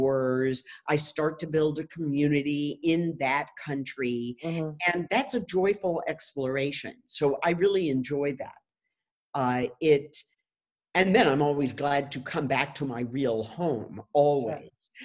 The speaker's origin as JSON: {"language": "English", "country": "United States", "also_born_or_lived": "Japan", "moved": "yes", "said": "I'm an American"}